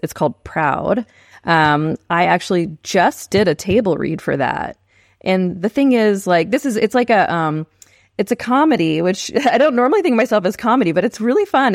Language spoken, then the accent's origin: English; San Marcos, Texas, United States; moved away as an adult; also born or lived in Maui, Hawaii; now in Oklahoma City, United States; I grew up in San Marcos, Texas